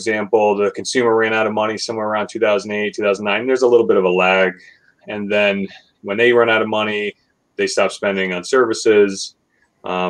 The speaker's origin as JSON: {"language": "English", "region": "Connecticut", "country": "United States", "tie": "born or raised there", "also_born_or_lived": "Burlington, Vermont", "said": "I've been born and raised in Connecticut, essentially"}